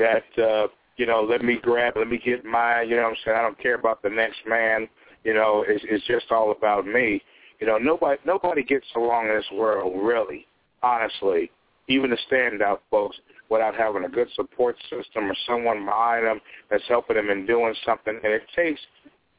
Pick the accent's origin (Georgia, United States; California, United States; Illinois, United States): Illinois, United States; Chicago; I'm from the Shy myself.